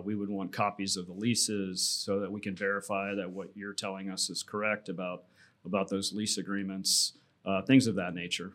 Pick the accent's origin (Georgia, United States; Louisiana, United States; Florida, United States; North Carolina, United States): Florida, United States; Tampa; I was born and raised here in Tampa, so came home to Tampa